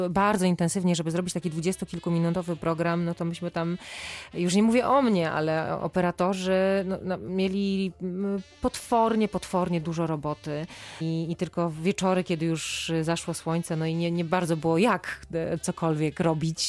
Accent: Silesian Voivodeship, Poland; now in Warsaw, Poland; ja absolutnie nie jestem warszawianką, jestem ślązaczką, mhm. E, ale z, z, z, górnego Śląska, trochę bardziej na wschód.

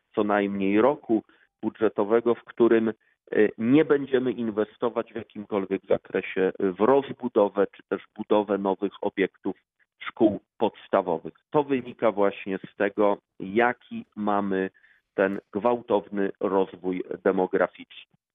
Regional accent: Siechnice, Lower Silesian Voivodeship, Poland; Ja się tutaj urodziłem i wychowałem. Pamiętam Siechnice sprzed 30, sprzed 40 lat.

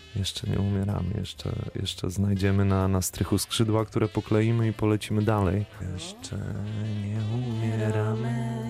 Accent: Warmian-Masurian Voivodeship, Poland; now in Wrocław, Poland; u mnie na Warmii i Mazurach

